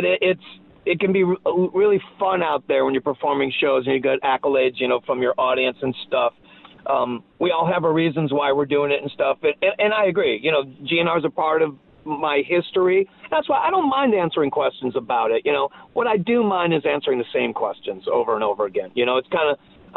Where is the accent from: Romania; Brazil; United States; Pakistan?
United States; Cleveland, Ohio; I'm from Cleveland